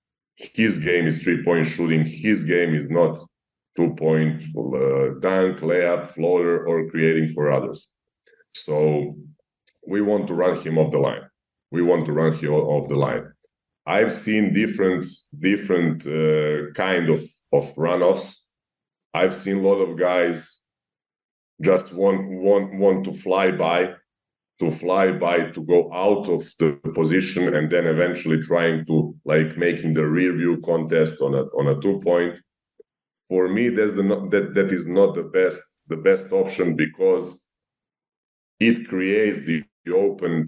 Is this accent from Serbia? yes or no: yes; Serbia; growing up in Serbia